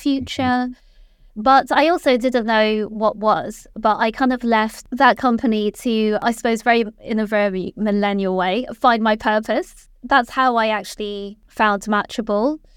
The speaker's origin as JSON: {"language": "English", "country": "Malaysia", "tie": "born or raised there", "moved": "as an adult", "lives_now": "London, United Kingdom", "said": "I was born in London, and I lived here until I was about nine years old, and then my parents moved back to Malaysia, so I kind of continued my education there, and then I came back when I was eighteen"}